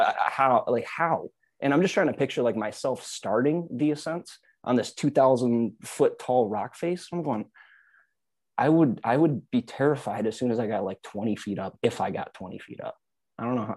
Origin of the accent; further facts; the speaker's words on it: Michigan, United States; now in Austin, United States; I'm from Michigan. I'm used to being in the, the ice